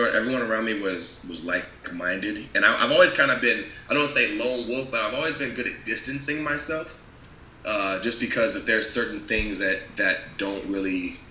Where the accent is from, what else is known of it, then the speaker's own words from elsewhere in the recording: California, United States; moved away; also born or lived in Washington; I'm from California